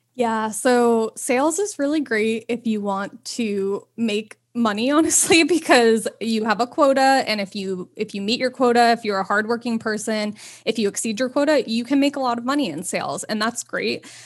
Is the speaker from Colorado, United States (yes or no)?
no; New York, United States; moved away as an adult; also born or lived in Los Angeles, California; growing up there was you saw so much diversity and culture and everything